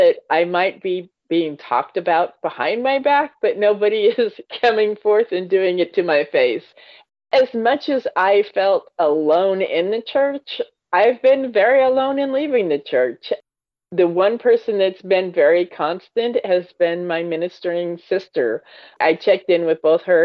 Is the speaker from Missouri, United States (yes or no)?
no; Washington, United States; I was born and raised in Washington